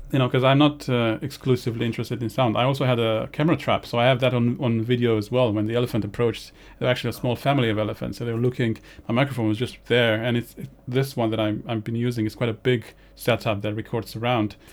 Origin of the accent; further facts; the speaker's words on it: Romania; moved away; growing up in Romania, the winters there can be dire